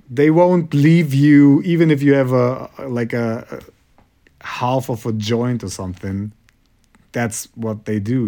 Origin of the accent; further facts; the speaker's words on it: Kazakhstan; English is a second language; also born or lived in Germany; now in Munich, Germany; I'm from Kazakhstan